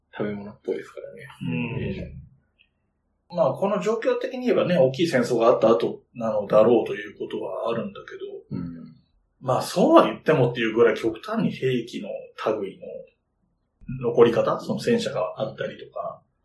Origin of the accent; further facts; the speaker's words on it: Yamanashi, Japan; born or raised there